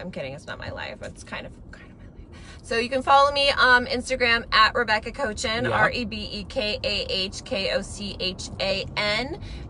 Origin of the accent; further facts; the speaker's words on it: Las Vegas, Nevada, United States; I grew up in Las Vegas and started performing when I was really young there.